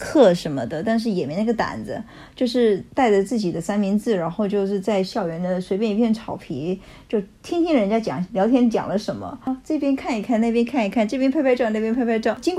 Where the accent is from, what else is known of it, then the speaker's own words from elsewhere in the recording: United States; Chinese is a second language; 说就是我们美国人不是很多这样子，请你不要误会。